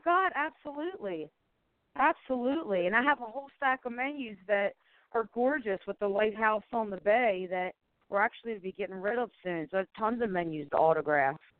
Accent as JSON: {"language": "English", "town": "Baltimore", "region": "Maryland", "country": "United States", "tie": "born or raised there", "also_born_or_lived": "California", "moved": "as an adult", "said": "I'm back to my hometown Baltimore, Maryland"}